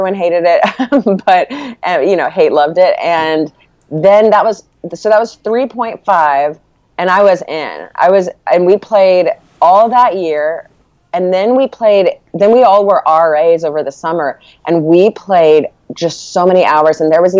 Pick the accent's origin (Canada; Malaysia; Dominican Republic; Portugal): Malaysia; also born or lived in Corpus Christi, Texas; And so when I was 3, we moved from our home in Corpus Christi to Malaysia, and that's where his job took him.